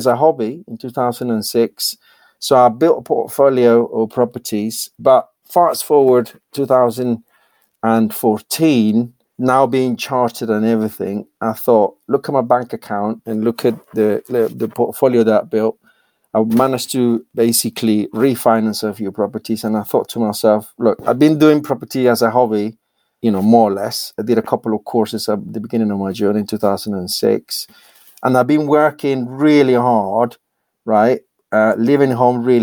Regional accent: Colombia; English is a second language; moved away as an adult; now in United Kingdom; born and raised in Colombia, and I basically decided to emigrate to the UK

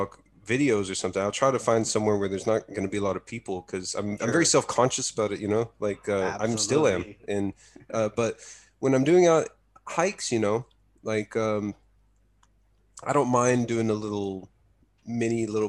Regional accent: Texas, United States; moved away as an adult; now in Japan; growing up in Texas, we didn't really get too much cold weather

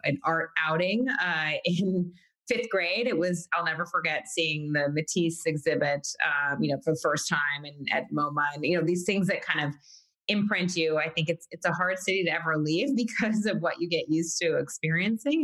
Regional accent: New York City, New York, United States; born and raised New Yorker, Manhattanite

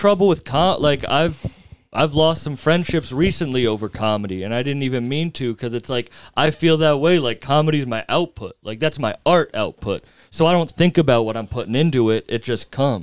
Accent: Fitchburg, Massachusetts, United States; where I grew up in Fitchburg

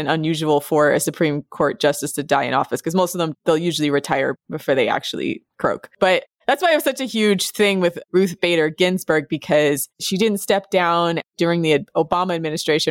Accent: United States; as an American

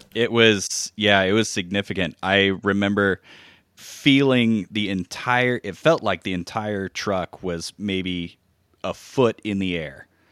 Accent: Hawaii, United States; moved away; growing up in Hawaii, which makes camping pretty easy to access. Uh, I lived on the Big Island

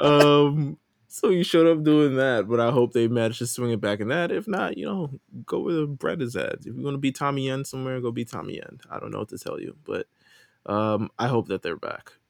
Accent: New York, United States; I'm from New York

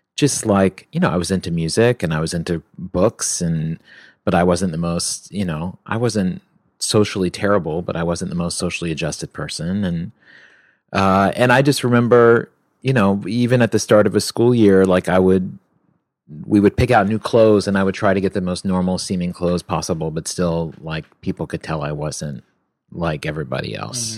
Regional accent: Virginia, United States; also born or lived in New York; now in Los Angeles, United States; growing up in Virginia

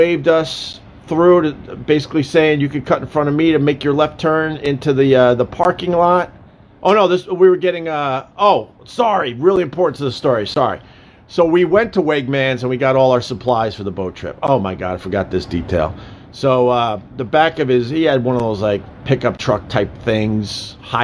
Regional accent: Long Island, New York, United States; moved away; also born or lived in Rochester, New York / Buffalo, New York; I'm used to growing up on Long Island

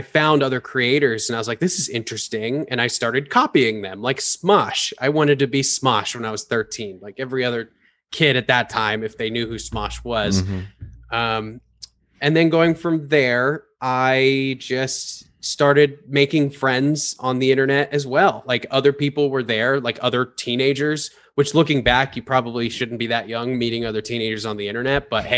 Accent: Palm Springs, California, United States; moved away as an adult; now in Florida, United States; I was born and raised in California. I was born in Palm Springs and then moved all over the place, lived in the mountains. When I was 18 years old, I moved to Los Angeles

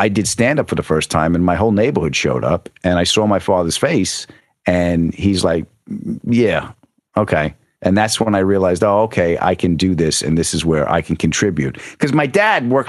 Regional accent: Huntington, New York, United States; also born or lived in Queens; I was born in Queens and raised in Huntington, Long Island.

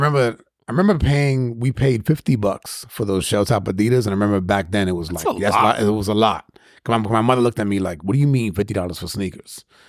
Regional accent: New York City, New York, United States; growing up in Spanish Harlem, which is all blacks and Hispanics, maybe not now, but at least when I was growing up

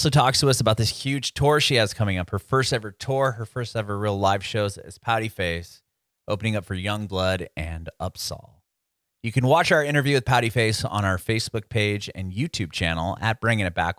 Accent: San Diego, California, United States; moved away as an adult; also born or lived in Rancho Bernardo; now in Nashville, United States; I grew up in Penasquito's Poway area

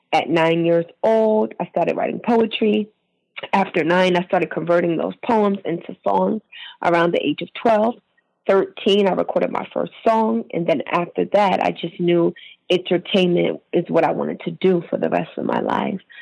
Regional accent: Maryland, United States; I'm from Maryland

